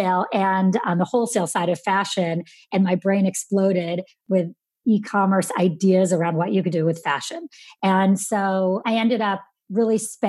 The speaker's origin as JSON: {"language": "English", "town": "Syracuse", "region": "New York", "country": "United States", "tie": "born or raised there", "said": "I grew up in Syracuse, New York"}